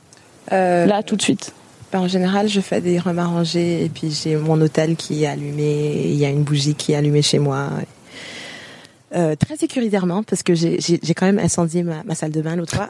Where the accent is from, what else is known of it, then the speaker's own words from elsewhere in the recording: Ontario, Canada; moved away as an adult; also born or lived in Montreal, Quebec; now in France; Je suis née à Montréal, mais j'ai grandi en Ontario